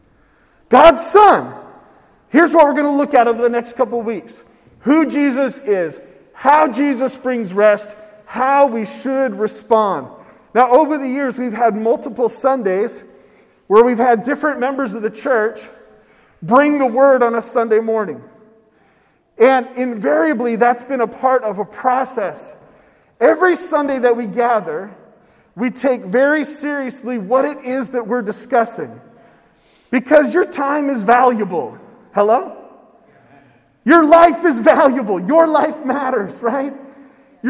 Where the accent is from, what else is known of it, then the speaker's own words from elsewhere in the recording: West Coast, United States; I'm from the West Coast